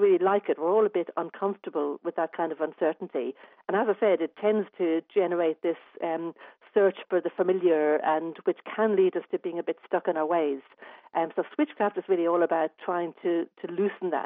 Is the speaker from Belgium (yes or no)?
no; Dublin, Leinster, Ireland; now in Adelaide, Australia; I'm actually from Dublin originally